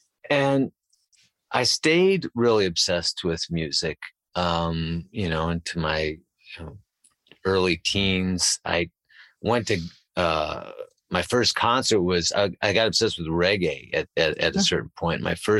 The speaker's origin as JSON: {"language": "English", "town": "Chicago", "region": "Illinois", "country": "United States", "tie": "born or raised there", "said": "I was starting to discover when I was about 14 because I grew up in Chicago."}